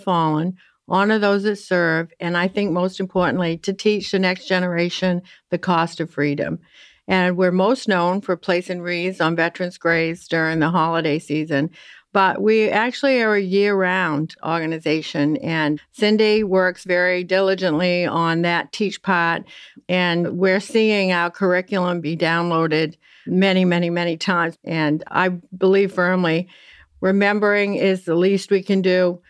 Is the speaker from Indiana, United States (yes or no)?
no; Columbia Falls, Maine, United States; I'm from Columbia Falls, Maine, and you hear no R's, we don't bother with them.